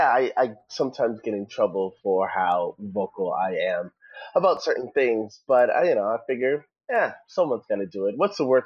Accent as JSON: {"language": "English", "town": "New York City", "region": "New York", "country": "United States", "said": "I'm actually from New York City, out of Brooklyn."}